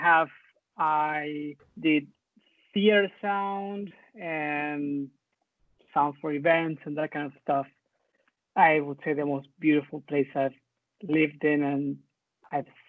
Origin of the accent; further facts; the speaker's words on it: Argentina; moved away as an adult; also born or lived in Canada; I lived in Argentina until I was 25, but I never liked it